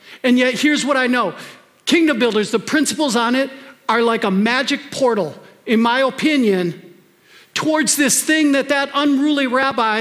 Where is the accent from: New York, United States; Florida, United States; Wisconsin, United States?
Wisconsin, United States; now in Minnesota, United States; I grew up in Wisconsin